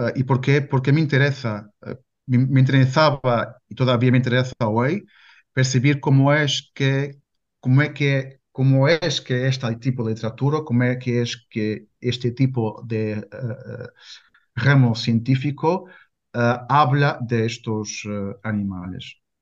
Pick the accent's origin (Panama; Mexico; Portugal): Portugal; Spanish is a second language; also born or lived in Porto; soy eh, portugués, vivo en Porto